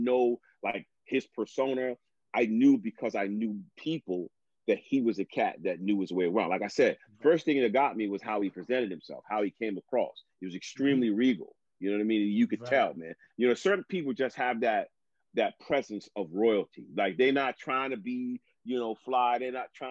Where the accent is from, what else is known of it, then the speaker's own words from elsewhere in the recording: New York City, New York, United States; moved away; also born or lived in New Jersey; I'm from the New York metropolitan area. I was born in Manhattan, lived in Brooklyn